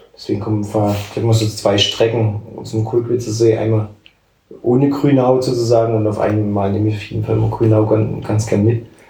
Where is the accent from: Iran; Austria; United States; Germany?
Germany; near Dresden, Saxony; moved away as an adult; also born or lived in Halle; now in Leipzig, Germany; ich komme ja aus bei Dresden, also habe bin ja nicht unmittelbar in Dresden aufgewachsen, aber halt die Jugend ja dann schon auch irgendwie in Dresden